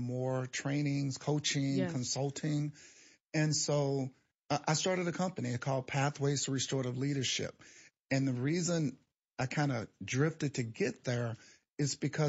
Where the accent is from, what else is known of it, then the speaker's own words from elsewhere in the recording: East St. Louis, Illinois, United States; I grew up in East St. Louis.